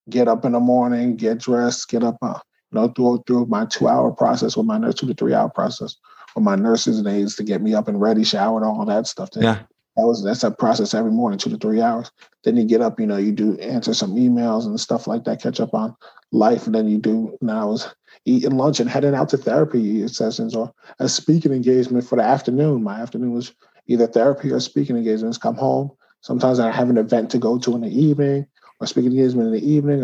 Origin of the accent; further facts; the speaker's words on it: Woodbridge, New Jersey, United States; my hometown of Woodbridge, New Jersey